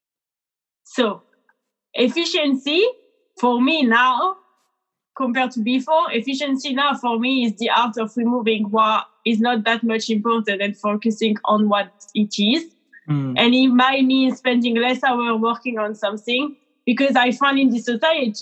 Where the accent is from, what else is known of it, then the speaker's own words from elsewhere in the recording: France; now in United Kingdom; working in UK, because I'm from France originally